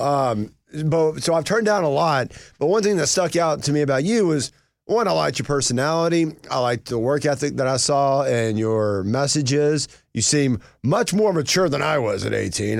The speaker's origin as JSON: {"language": "English", "country": "United States", "tie": "born or raised there", "moved": "yes", "lives_now": "Atlanta, United States", "said": "I came from Union County."}